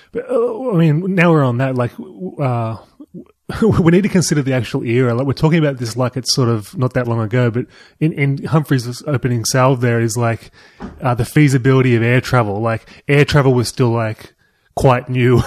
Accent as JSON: {"language": "English", "town": "Toronto", "region": "New South Wales", "country": "Australia", "tie": "born or raised there", "said": "my hometown of Toronto"}